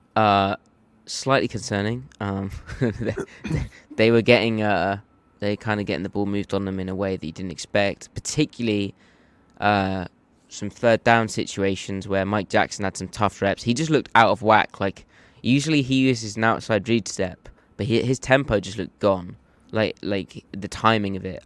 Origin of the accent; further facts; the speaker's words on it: United Kingdom; This is how I talk. I'm from Britain.